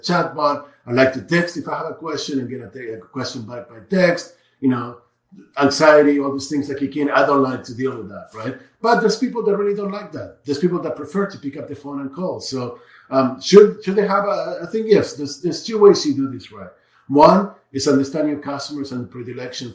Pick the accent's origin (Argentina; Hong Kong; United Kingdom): Argentina; I'm from Argentina